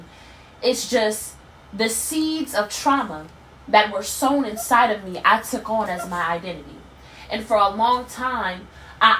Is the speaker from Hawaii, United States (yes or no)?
no; Harrisburg, Pennsylvania, United States; moved away; my hometown of Harrisburg